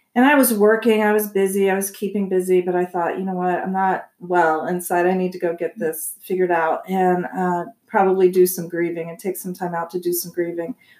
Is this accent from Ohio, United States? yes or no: yes; Columbus, Ohio, United States; moved away as an adult; also born or lived in Massachusetts; now in Arizona, United States; I grew up in Ohio. Okay. In Columbus, Ohio, and then I came out here um, when I was about 26